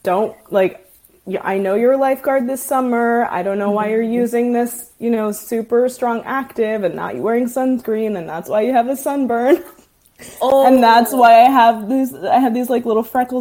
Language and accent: English; Washington, District of Columbia, United States; I grew up in Washington, D.C.